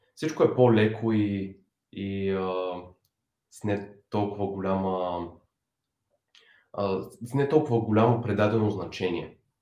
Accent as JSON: {"language": "Bulgarian", "country": "Bulgaria", "also_born_or_lived": "San Francisco Bay Area", "moved": "yes", "said": "решихме, че ще се преместим в България. Аз да се завърна"}